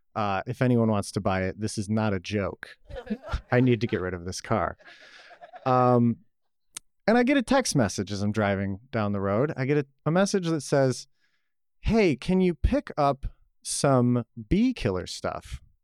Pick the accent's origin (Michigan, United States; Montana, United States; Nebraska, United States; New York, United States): New York, United States; Buffalo; now in Atlanta, United States; I was born in Buffalo, New York, uh, the land of plenty.